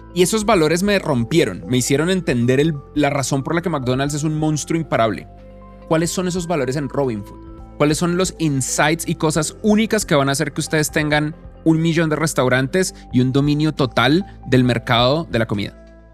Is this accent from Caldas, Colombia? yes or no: no; Bogotá, Colombia; la ciudad donde yo crecí, en Bogotá